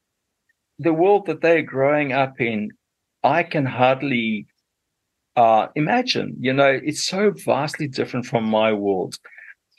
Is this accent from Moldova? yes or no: no; Zimbabwe; moved away as an adult; also born or lived in Zambia / South Africa; now in New Zealand; I did my schooling in what was still Rhodesia those days